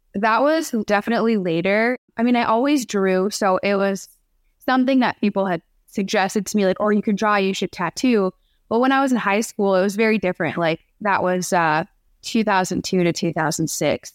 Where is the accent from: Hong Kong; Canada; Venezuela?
Canada; now in Detroit, United States; Growing up in Canada, was it, I mean, it's, it's really not that different from being here. It's pretty similar, but I did grow up in a small town, so that's different from living in Detroit